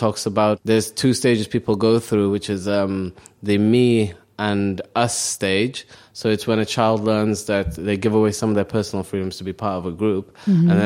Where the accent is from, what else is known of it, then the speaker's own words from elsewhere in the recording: Cardiff, Wales, United Kingdom; English is a second language; also born or lived in Somalia; I'm from Wales.